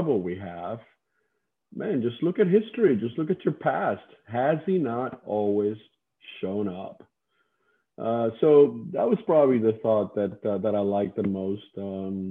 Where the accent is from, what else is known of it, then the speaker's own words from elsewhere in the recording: Cuba; I grew up on an island, as you said earlier. Before I was born in Cuba